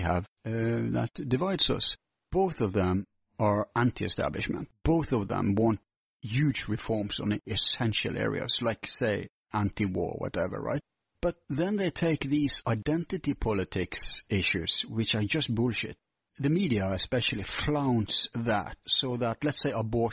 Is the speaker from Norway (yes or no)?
yes; Bergen, Vestland, Norway; my hometown, Bergen